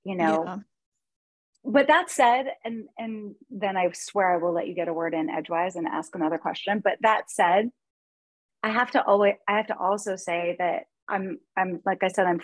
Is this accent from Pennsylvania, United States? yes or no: no; Los Angeles, California, United States; also born or lived in Chicago / Portland; now in Kansas, United States; I grew up in Los Angeles and I went to like a really, hoity-toity private school